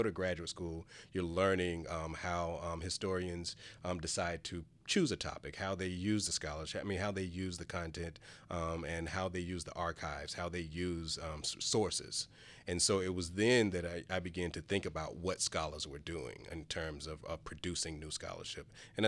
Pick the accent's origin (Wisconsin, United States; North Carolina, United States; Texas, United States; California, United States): North Carolina, United States; Charlotte; So I'm originally from Charlotte, born and raised. I was born during a period of, I guess, change in Charlotte. I was a child of busing. So I grew up on the west side of Charlotte, Lincoln Heights community